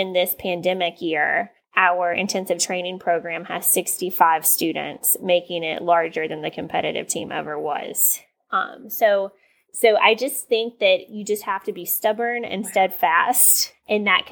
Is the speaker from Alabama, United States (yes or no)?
no; East Tennessee, United States; growing up in East Tennessee